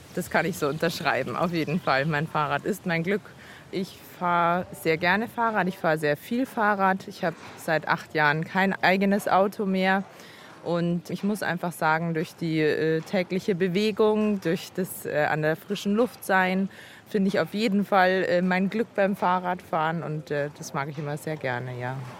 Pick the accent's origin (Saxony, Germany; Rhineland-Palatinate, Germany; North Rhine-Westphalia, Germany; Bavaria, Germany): Bavaria, Germany; Freising; Ich bin in Freising geboren und aufgewachsen und arbeite und lebe in Freising